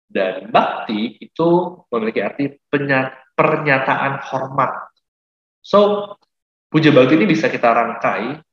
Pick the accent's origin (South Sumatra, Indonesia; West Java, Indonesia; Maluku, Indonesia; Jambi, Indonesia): South Sumatra, Indonesia; Palembang; saya dari Palembang.